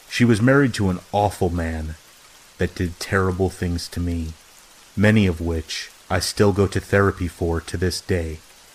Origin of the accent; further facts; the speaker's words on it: Nebraska, United States; also born or lived in Arizona; I'm originally from Arizona, but I grew up in Nebraska, in a small town about an hour south of the South Dakota border.